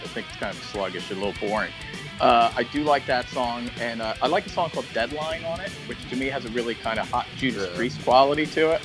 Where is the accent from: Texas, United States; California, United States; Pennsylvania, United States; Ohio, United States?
Pennsylvania, United States; Philadelphia; now in Los Angeles, United States; I'm from Philly, but we, yeah. We, we're both living